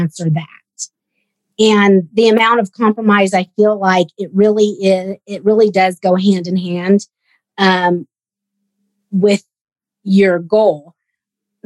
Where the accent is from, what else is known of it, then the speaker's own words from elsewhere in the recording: Sacramento, California, United States; also born or lived in Bay Area; I grew up in Sacramento, and I actually left home when I was 11 so that I could go train in the Bay Area